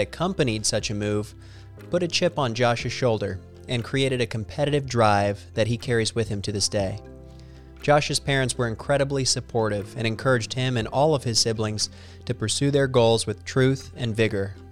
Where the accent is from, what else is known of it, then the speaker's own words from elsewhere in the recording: Missouri, United States; I'm from Missouri